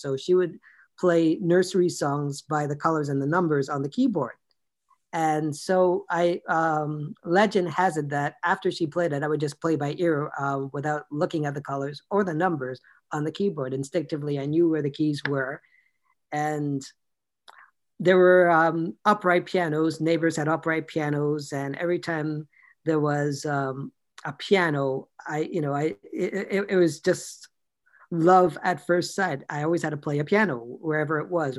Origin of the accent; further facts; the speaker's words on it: Toronto, Ontario, Canada; born and raised in Toronto